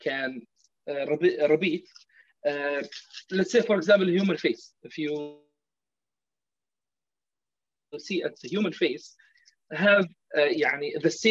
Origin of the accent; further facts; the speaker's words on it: Kuwait; now in Bahrain; I'm from Bahrain, obviously. I don't know if you know that, but I have been raised in Kuwait.